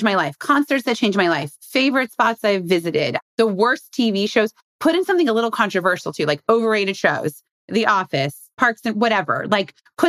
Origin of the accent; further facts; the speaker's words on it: Indiana, United States; I'm from Indiana. A lot of people in Indiana don't like to travel.